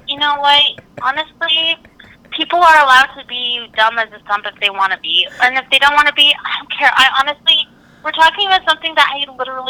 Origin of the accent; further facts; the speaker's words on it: Canada; I'm Canadian.